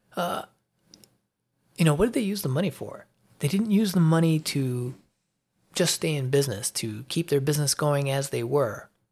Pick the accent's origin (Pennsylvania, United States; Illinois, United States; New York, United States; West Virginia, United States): Illinois, United States; Chicago; moved away as an adult; now in Atlanta area, Georgia, United States; I grew up on Elston Avenue in Chicago